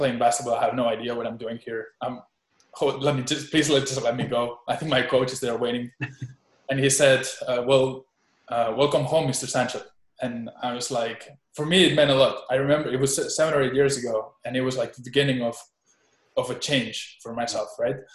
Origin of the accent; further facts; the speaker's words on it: Spain; also born or lived in Boone, North Carolina, United States; I moved back to Spain when I was 6 months old. I was a baby in an airplane.